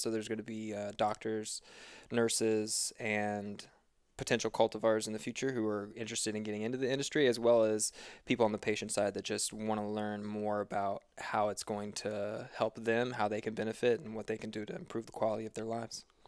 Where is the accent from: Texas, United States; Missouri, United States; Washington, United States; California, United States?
Missouri, United States; moved away as an adult; now in Boulder, United States; I'm a certified personal trainer and competitive trail runner living in Boulder, Colorado, but I am originally from Missouri